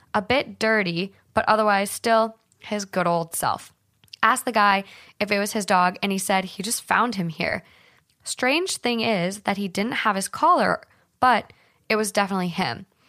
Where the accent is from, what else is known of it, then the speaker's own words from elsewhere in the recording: Minnesota, United States; growing up in Minnesota